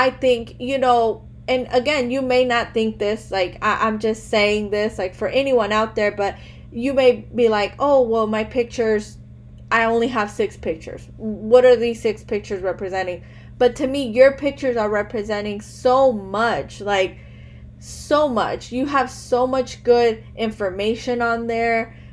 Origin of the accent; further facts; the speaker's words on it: Chicago, Illinois, United States; I was born here in America. I was born in Chicago.